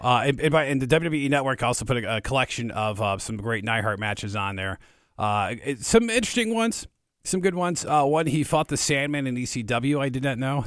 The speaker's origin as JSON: {"language": "English", "town": "Detroit", "region": "Michigan", "country": "United States", "said": "I'm from Detroit myself"}